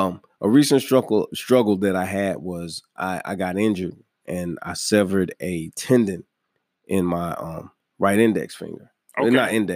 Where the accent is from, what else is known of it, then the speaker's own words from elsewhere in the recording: New York, United States; born there; I was born in New York.